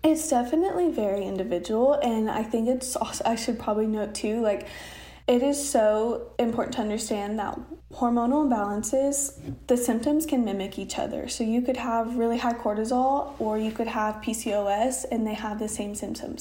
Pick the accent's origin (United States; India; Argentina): United States; Oklahoma; also born or lived in Austin; I'm from Oklahoma